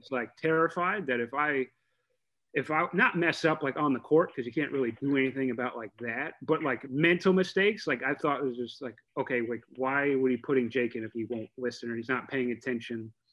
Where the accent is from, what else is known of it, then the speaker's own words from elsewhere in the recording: Oviedo, Florida, United States; so I was pretty much raised in Oviedo. So I went, moved there when we were like two years old.